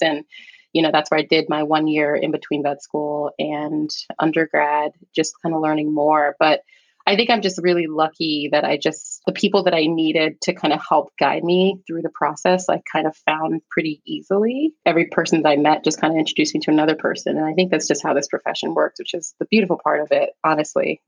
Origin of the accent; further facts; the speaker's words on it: New York City, New York, United States; also born or lived in Staten Island, New York; I am a New York City native. I was born in Staten Island, raised in the Bronx, New York